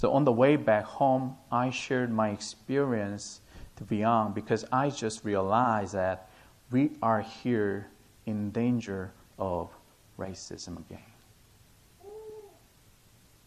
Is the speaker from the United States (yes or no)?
no; South Korea; English is a second language; moved away as an adult; also born or lived in Brisbane, Australia; back to my home country, Korea